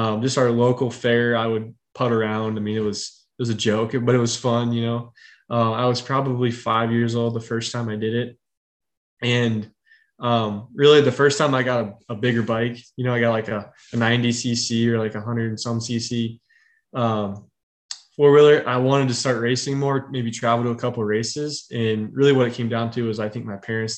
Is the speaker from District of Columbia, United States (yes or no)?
no; Northern West Virginia, United States; now in Charlotte area, United States; I'm from Northern West Virginia, right where the state is like 13 miles wide.